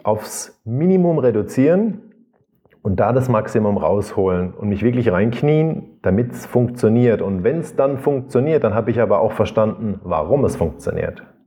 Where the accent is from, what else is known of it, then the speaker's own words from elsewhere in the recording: Rhineland-Palatinate, Germany; Ich komme aus der Südpfalz